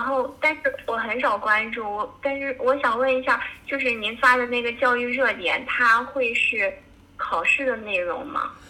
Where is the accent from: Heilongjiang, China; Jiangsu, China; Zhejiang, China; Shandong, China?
Shandong, China; Qingdao; 我家是山东青岛的